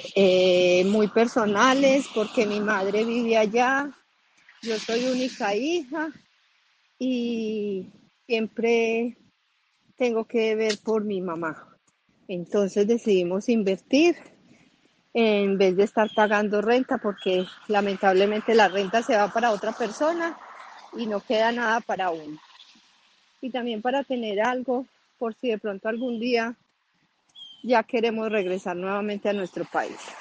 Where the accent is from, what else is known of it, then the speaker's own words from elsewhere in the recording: Colombia; moved away; mis últimos años van a ser en Colombia, en mi tierra